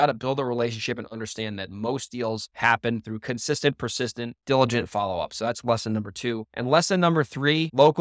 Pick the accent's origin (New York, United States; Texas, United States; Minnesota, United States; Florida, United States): New York, United States; Monroe; now in Nevada, United States; Monroe, New York, my hometown, ironically, where I was born and raised. And now I live in Nevada